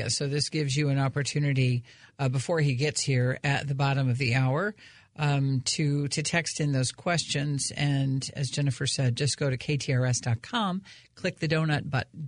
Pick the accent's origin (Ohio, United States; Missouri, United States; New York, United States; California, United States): Missouri, United States; St. Louis; they'll be the first ones to say, but we're all from St. Louis